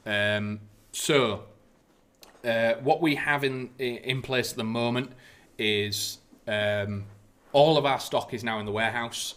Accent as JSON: {"language": "English", "country": "United Kingdom", "said": "as British people are"}